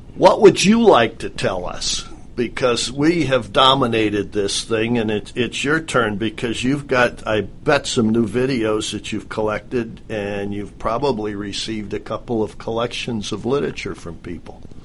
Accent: Midwest, United States; moved away; I grew up in the Midwest

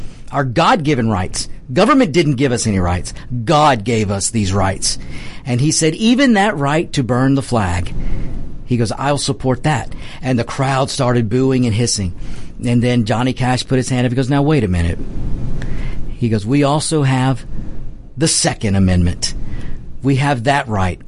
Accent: United States; I'm an American

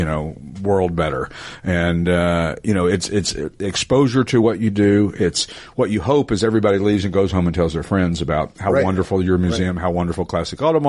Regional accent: East Tennessee, United States; I'm from East Tennessee, so kinfolk is kinfolk

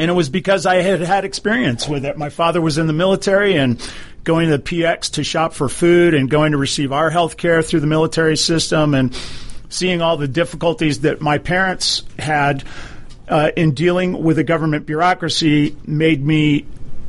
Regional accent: Hawaii, United States; now in Atlanta, United States; I grew up in Hawaii. My father was a naval officer

